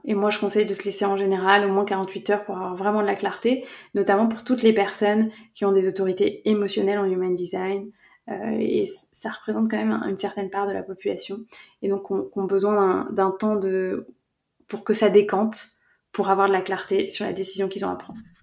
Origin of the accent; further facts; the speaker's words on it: France; je suis française